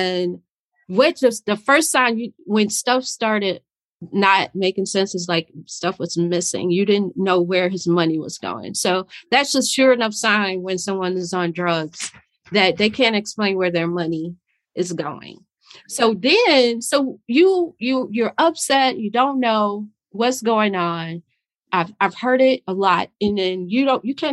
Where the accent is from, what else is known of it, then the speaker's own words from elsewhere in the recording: Chicago, Illinois, United States; I'm from Chicago